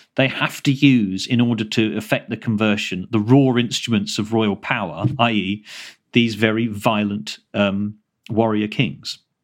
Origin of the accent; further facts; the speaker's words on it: Kent, South East England, United Kingdom; I grew up in Kent